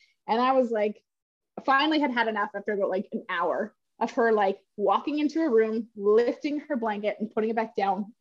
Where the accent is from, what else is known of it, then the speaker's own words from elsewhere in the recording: Duncan, British Columbia, Canada; I lived in like Duncan, Shawnigan Lake